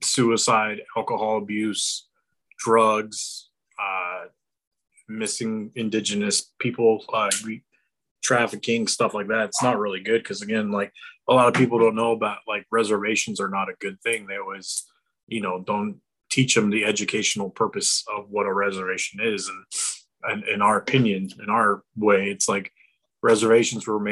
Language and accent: English; Gallup, New Mexico, United States; now in Las Vegas, United States; I'm actually from New Mexico. Gallup, New Mexico.